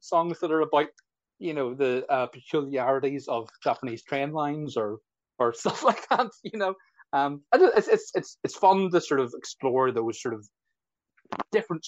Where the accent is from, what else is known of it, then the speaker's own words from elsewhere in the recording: Belfast, Northern Ireland, United Kingdom; I'm a musician from Belfast